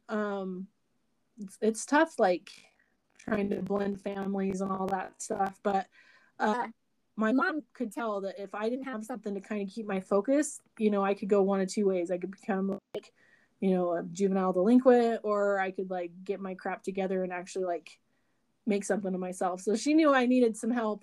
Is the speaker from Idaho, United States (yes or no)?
yes; Burley, Idaho, United States; I grew up in Burley, Idaho born and raised, and I still live here in Burley, Idaho.